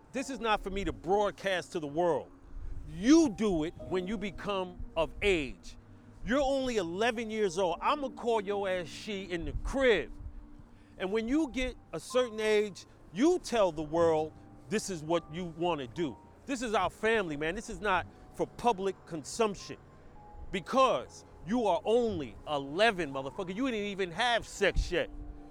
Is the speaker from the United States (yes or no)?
yes; New York City, New York, United States; live in BK, my hometown. You know, I'm from Brownsville. So we love to be back in Brooklyn.